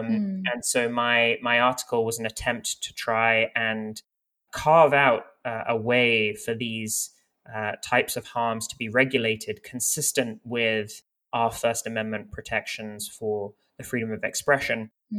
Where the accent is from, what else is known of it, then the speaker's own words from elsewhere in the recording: France; also born or lived in United Kingdom; now in United States; I'm kind of from all over the place. I was born in the United Kingdom, but I have family from Lebanon, and many of them live in France, where I also sort of partly grew up.